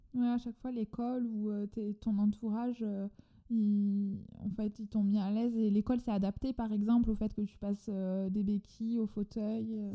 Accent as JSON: {"language": "French", "country": "France", "accent": "chantant"}